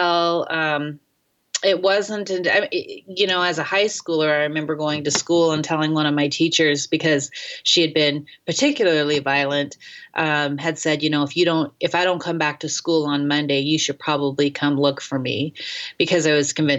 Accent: North Idaho, United States; also born or lived in Seoul, South Korea / Detroit; I was raised in North Idaho in the 80s

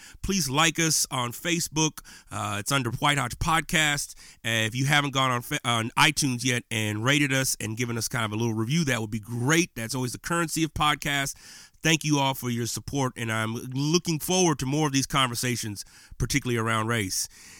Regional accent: West Coast, United States; you got a young brother growing up in the West Coast during the tumultuous 80s.

